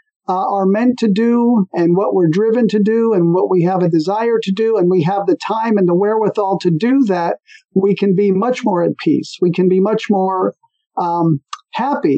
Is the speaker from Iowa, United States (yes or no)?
no; New Jersey, United States; moved away as an adult; also born or lived in California; I was born in New Jersey, which is on the East Coast